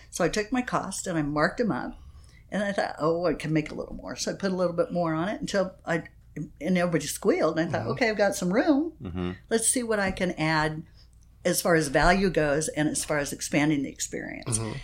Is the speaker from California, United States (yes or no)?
no; Phoenix, Arizona, United States; now in San Diego, United States; I grew up in Phoenix, Arizona.